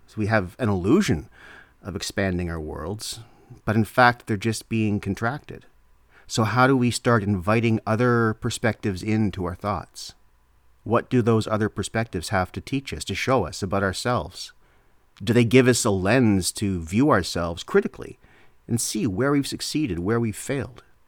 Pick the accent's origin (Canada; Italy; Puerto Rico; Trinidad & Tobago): Canada; I'm Canadian